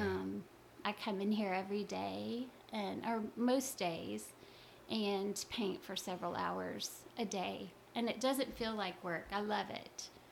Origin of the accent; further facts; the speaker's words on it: Louisiana, United States; I I grew up in Louisiana